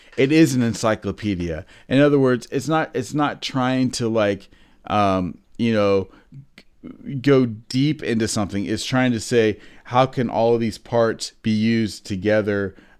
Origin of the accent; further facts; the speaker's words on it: United States; I'm an American